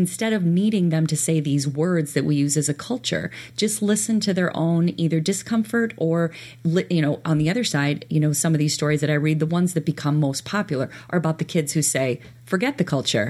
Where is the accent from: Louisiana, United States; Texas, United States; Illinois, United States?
Illinois, United States; DeKalb; a DeKalb school? That's where I grew up.